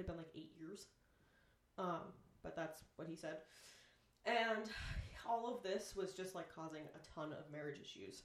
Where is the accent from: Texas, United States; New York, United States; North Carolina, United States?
New York, United States; Syracuse; born or raised there